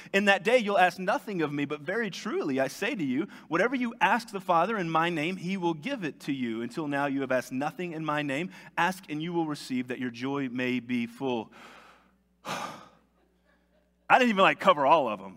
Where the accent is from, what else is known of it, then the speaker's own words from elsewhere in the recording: United States; me as an American